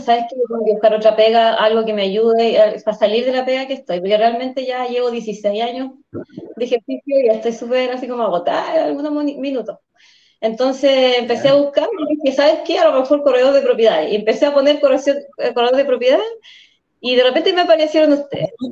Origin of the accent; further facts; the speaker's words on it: Coyhaique, Aysén, Chile; Yo soy patagona, Coyhaique es mi ciudad natal y aquí trabajo y, vivo